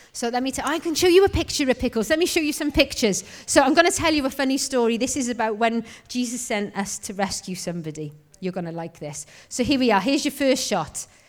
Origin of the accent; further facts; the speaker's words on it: Wales, United Kingdom; I'm Welsh, I am.